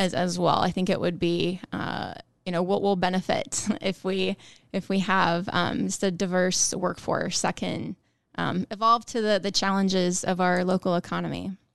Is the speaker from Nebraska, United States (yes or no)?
yes; Ralston, Nebraska, United States; I'm from Omaha area, Ralston, more specifically.